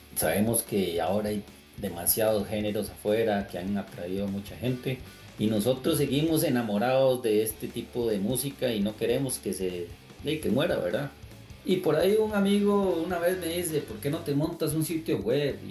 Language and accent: Spanish; Costa Rica; soy de Costa Rica